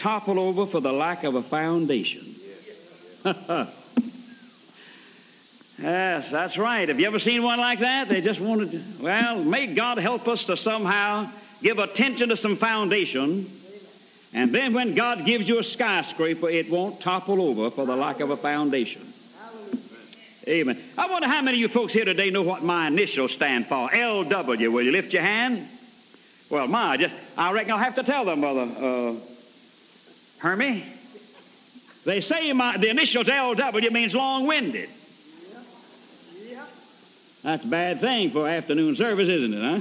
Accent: Alabama, United States; also born or lived in Georgia; I was born in Georgia and reared in Alabama

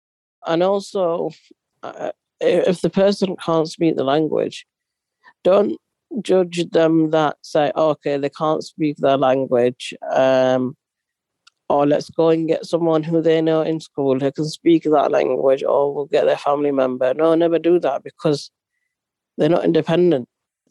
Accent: Yemen; moved away; I'm Arab, I'm from Yemen, I'm not a Pakistani

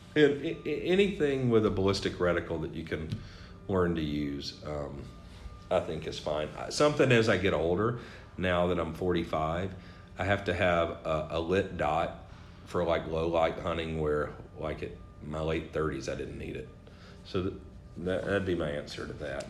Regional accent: the South, United States; now in New Hampshire, United States; growing up in the South

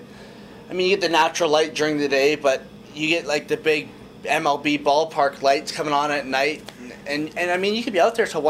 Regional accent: Kamloops, British Columbia, Canada; I grew up in Kamloops, we backed onto an outdoor park

